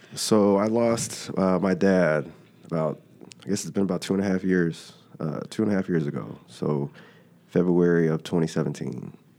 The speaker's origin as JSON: {"language": "English", "town": "Dallas", "region": "Texas", "country": "United States", "said": "I'm originally from Dallas"}